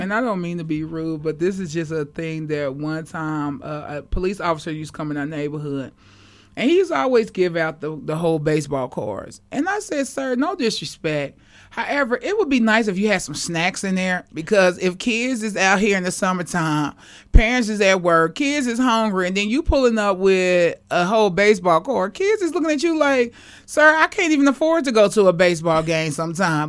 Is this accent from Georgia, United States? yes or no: no; Kansas City, Missouri, United States; moved away as an adult; also born or lived in Maryland; I love Casey. This is my hometown